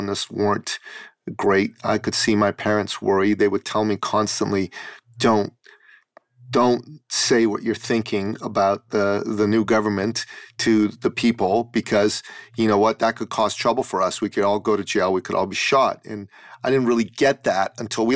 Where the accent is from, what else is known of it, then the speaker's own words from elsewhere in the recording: Iran; moved away; I was born in Iran and I grew up under, for a period of time, under the Islamic totalitarian government in Iran